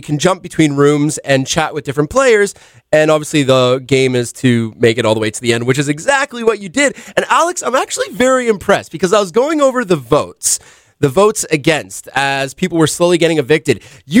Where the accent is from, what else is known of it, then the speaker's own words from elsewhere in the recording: Canada; also born or lived in New York, United States; I'm American, so I was born in New York. Oh. I only moved to Canada when I was when I was younger, but I only became Canadian when I was 16